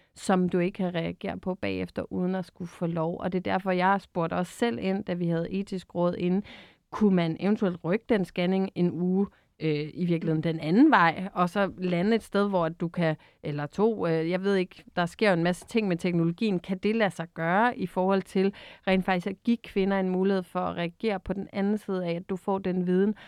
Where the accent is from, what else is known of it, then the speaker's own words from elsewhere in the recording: Bornholm, Capital Region of Denmark, Denmark; jeg er jo selv Bornholmer